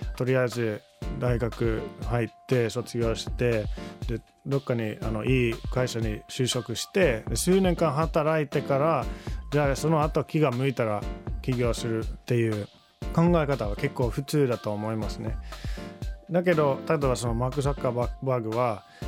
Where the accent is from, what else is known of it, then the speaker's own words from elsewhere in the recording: Finland; Japanese is a second language; moved away as an adult; now in Japan; 自分はフィンランド人として500万人のフィンランドで育ってきました